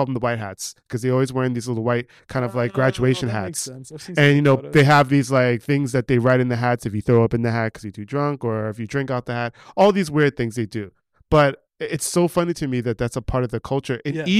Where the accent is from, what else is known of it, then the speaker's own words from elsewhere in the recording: New York, United States; also born or lived in New Jersey; No, I grew up in New York. On the Upper West Side.